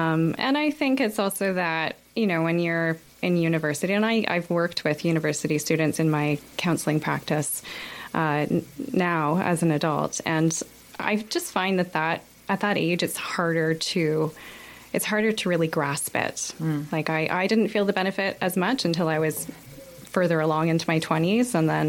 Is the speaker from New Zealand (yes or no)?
no; Kingston, Ontario, Canada; moved away as an adult; also born or lived in Toronto / Denmark; now in Halifax, Canada; I'm from Kingston, Ontario. And I grew up there, lived in the same household all my life. And I went to school in Toronto where I studied psychology.